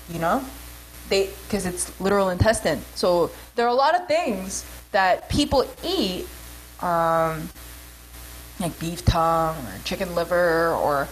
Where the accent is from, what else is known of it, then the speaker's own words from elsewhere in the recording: New York, United States; I grew up in New York, and, like, New York Koreans are just abrasive